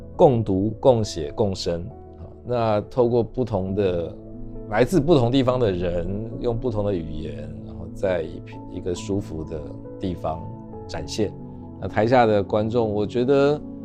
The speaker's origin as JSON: {"language": "Chinese", "town": "Taipei", "country": "Taiwan", "said": "我们台北人常去什么龟吼啊，嗯，伏击渔港啊"}